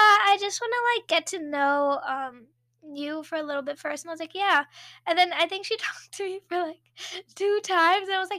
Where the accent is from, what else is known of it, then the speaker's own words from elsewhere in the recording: Maryland, United States; moved away as an adult; now in California, United States; I'm from Maryland